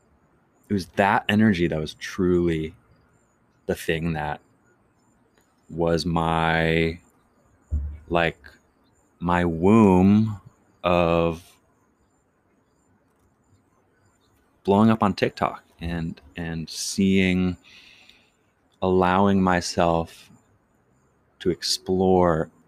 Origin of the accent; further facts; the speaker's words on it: Chesapeake, Virginia, United States; moved away; also born or lived in Iowa / Marion, Iowa; I grew up in Virginia, Chesapeake, to be specific.